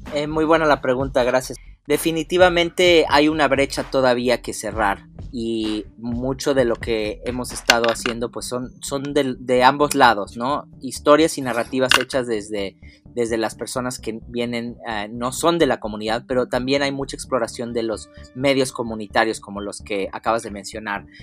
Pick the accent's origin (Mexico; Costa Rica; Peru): Mexico; todos como mexicanos mestizos